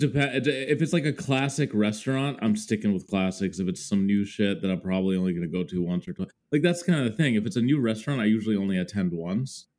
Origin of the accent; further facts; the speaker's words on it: Mendota Heights, Minnesota, United States; moved away as an adult; now in New York, United States; So I grew up in Minnesota. I spent pretty much 25 years uh, of my life there, aka my childhood and adolescence